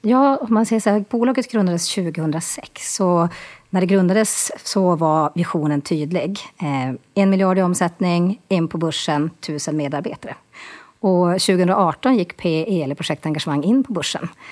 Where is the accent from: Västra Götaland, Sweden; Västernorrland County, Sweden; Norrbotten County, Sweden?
Norrbotten County, Sweden; Boden; accent: Norrlänning; also born or lived in Stockholm; Född och uppvuxen i Boden, bor i Boden och här i Stockholm.